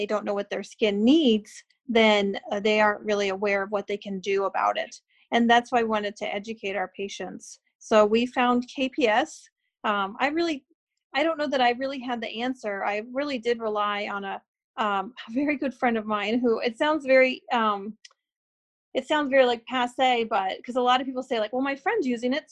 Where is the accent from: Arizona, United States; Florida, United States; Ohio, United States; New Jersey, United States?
Arizona, United States; Phoenix; also born or lived in Lansing, Michigan / Grand Rapids, Michigan; now in Michigan, United States; growing up in Phoenix